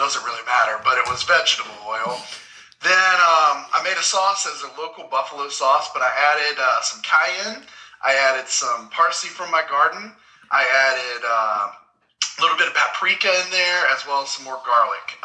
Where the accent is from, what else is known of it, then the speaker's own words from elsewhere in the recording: Memphis, Tennessee, United States; moved away; growing up in Memphis